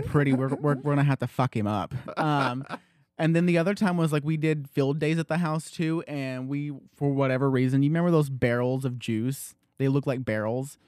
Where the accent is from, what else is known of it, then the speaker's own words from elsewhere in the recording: Loudon, Tennessee, United States; I was born in the Loudon, h, there was a hospital in Loudon